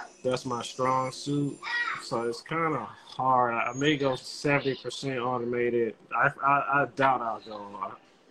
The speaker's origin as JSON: {"language": "English", "town": "Washington", "region": "District of Columbia", "country": "United States", "tie": "born or raised there", "said": "Born and raised in the South. Elementary school, middle school, high school in the South."}